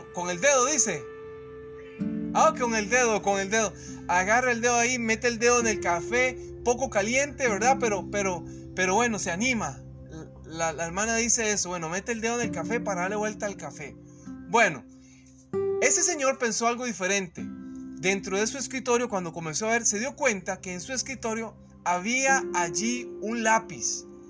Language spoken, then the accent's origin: Spanish; Costa Rica; cuando laboraba en una empresa eh, en mi país, en Costa Rica